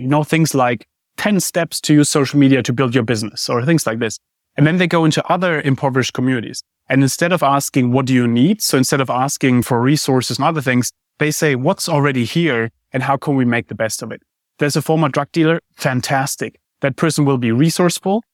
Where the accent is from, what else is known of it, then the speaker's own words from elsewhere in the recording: Germany; moved away; I grew up in Germany.